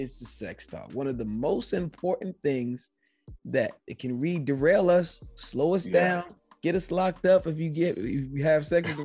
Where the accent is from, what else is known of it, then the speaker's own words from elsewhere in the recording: New York, United States; born and raised in New York